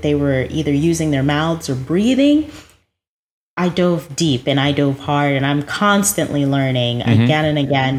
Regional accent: New Jersey, United States; now in West Palm Beach, United States; Well, I grew up in New Jersey. I'm very much a Jersey girl.

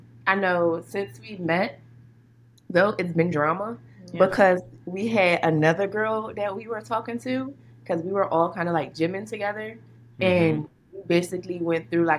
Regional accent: Philadelphia, Pennsylvania, United States; now in Carlsbad, United States; I'm from Philly.

